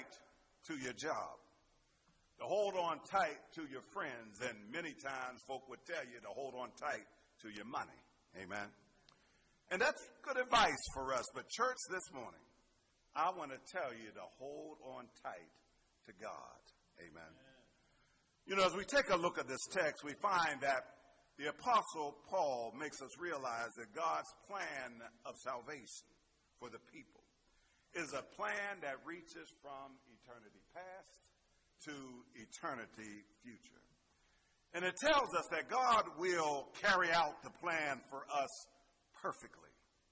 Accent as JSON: {"language": "English", "town": "Pittsburgh", "region": "Pennsylvania", "country": "United States", "tie": "born or raised there", "said": "Growing up in Pittsburgh"}